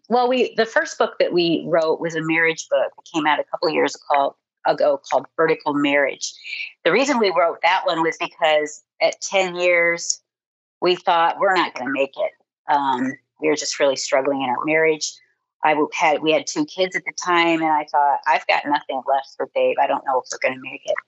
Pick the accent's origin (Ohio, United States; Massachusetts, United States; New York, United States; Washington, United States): Ohio, United States; moved away as an adult; also born or lived in Nebraska; I grew up in Ohio